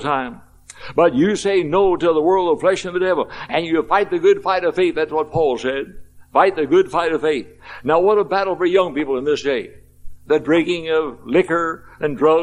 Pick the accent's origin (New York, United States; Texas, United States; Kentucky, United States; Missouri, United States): Kentucky, United States; Louisville; I was 14 years of age in Louisville, Kentucky, my hometown